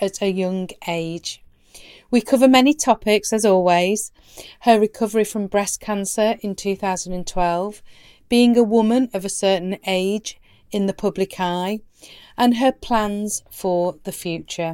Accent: Lancashire, North West England, United Kingdom; now in Yorkshire, United Kingdom; we're both Lancashire girls that have made Yorkshire our home

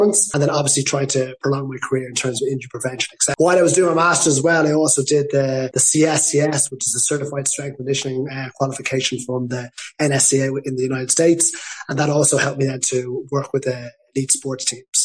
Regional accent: Dublin, Leinster, Ireland; now in Palma de Mallorca, Spain; I'm from Dublin, Ireland, and I'm currently based in Palma de Mallorca

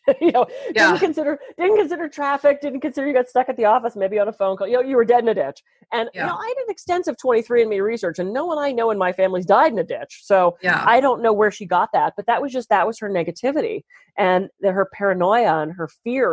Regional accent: East Coast, United States; now in California, United States; I'm from the East Coast originally

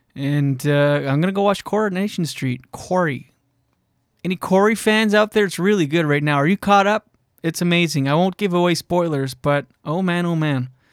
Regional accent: New Brunswick, Canada; moved away; I'm from New Brunswick originally, grew up with four sisters

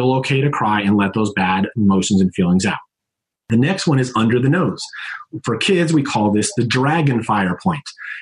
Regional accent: Connecticut, United States; I'm from Connecticut. I'm a Northeastern. We talk a little fast

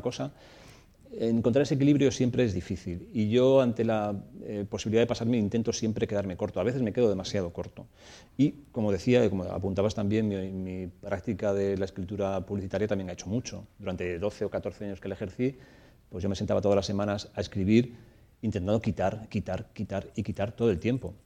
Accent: Torrijos, Castilla-La Mancha, Spain; el pueblo en el que me crié, en Torrijos, en la, provincia de Toledo

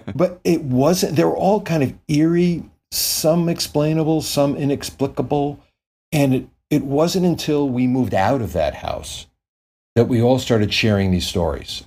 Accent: Connecticut, United States; now in Los Angeles, United States; I grew up in Connecticut

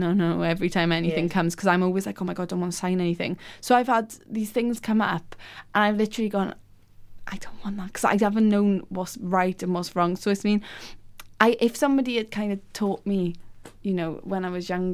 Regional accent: Wales, United Kingdom; moved away; growing up in Wales, especially in the valleys

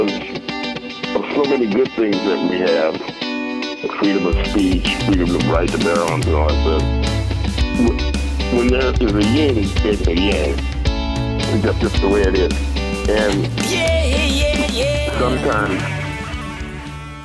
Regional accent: San Francisco, California, United States; I'm from San Francisco.

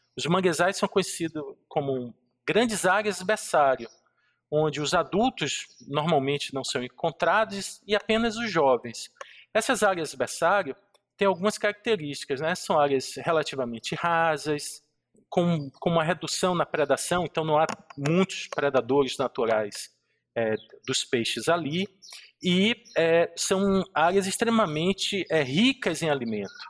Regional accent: Bahia, Brazil; na Bahia, né, eu sou baiano

